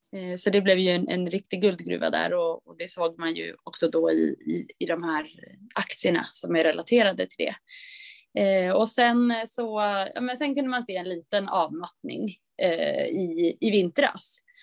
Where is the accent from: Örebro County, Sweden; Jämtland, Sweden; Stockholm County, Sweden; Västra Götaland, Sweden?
Jämtland, Sweden; Östersund; moved away; min pappas hus uppe i Östersund där jag kommer ifrån